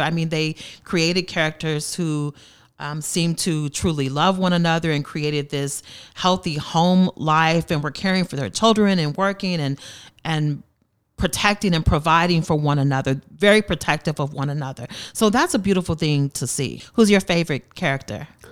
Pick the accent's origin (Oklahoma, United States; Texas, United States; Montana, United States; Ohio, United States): Oklahoma, United States; Tulsa; I'm from Tulsa, Tulsa native, born and raised here, and attended school in North Tulsa